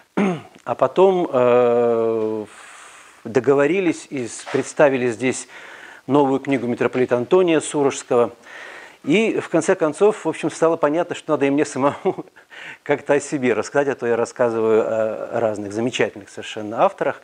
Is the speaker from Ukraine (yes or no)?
no; Minsk, Belarus; Мы все белорусы, минчане